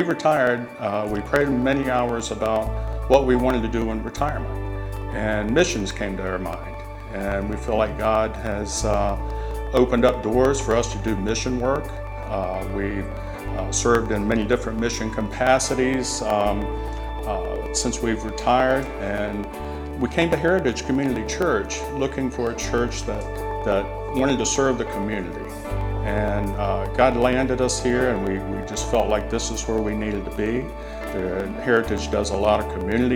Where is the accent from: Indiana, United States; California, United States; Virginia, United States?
Virginia, United States; Chesapeake; moved away as an adult; now in Florida, United States; We're originally from Virginia, Chesapeake, Virginia area.